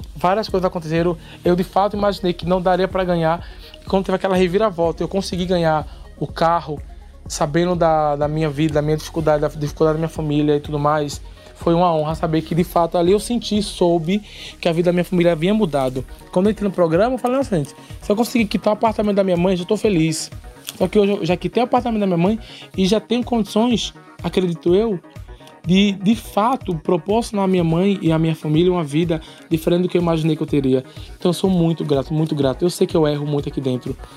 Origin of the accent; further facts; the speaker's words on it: Paulista, Pernambuco, Brazil; Eu vim do Janga, da Manepá, lá do, dos Cafundó de Judas